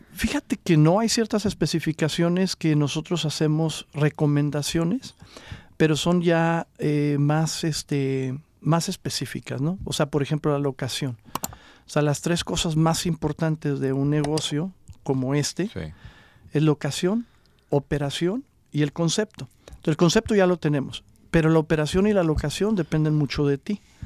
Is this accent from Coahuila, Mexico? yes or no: yes; Coahuila, Mexico; first language Spanish; now in Los Angeles, United States; yo soy originario de Coahuila